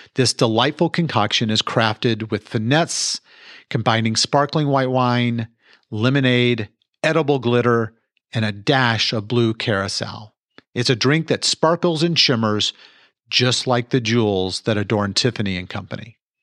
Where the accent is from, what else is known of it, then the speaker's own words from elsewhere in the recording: Mansfield, Texas, United States; I was born and raised here in Mansfield, Texas